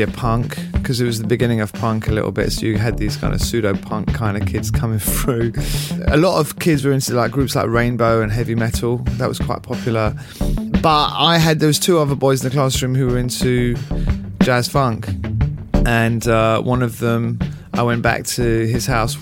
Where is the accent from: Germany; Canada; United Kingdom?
United Kingdom; London; I grew up in London as a sort of French boy whose parents happened to be living here. My dad's Swiss, my mum's French, and they sent me to the French Lycée